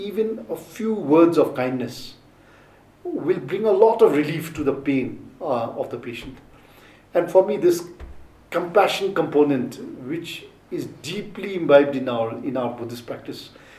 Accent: Thimphu, Bhutan; I was born in Mutidang

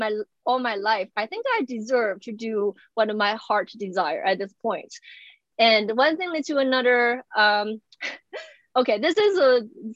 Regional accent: China; English is a second language; moved away as an adult; also born or lived in Beijing / Indiana; now in United States; I grew up in China

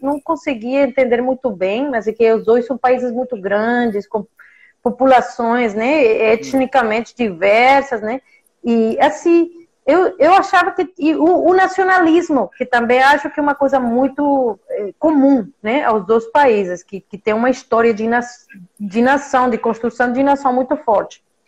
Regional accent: Mexico; Portuguese is a second language; moved away as an adult; also born or lived in Massachusetts, United States / Italy / Prague / Canada; Nasci e cresci no México

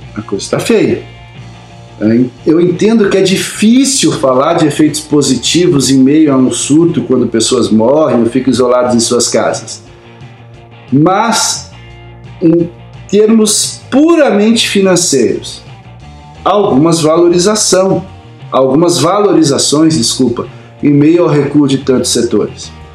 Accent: Campo Mourão, Paraná, Brazil; quando eu era criança pequena lá em Camorão

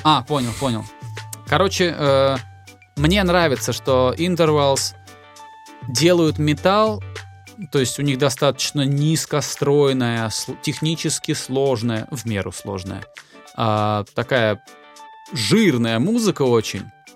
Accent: Volgograd, Volgograd Oblast, Russia; я же с Волги, вот, и сам я жил в Волгограде, но на лето к бабушке меня отправляли через Волгу

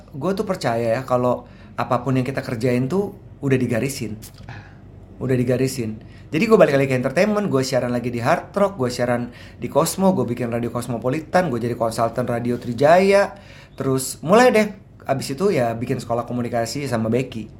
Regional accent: Jakarta, Indonesia; also born or lived in Manado / Surabaya; gue besar anak Ancol

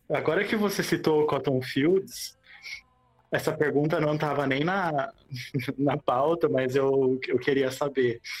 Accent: Americana, São Paulo, Brazil; de americana

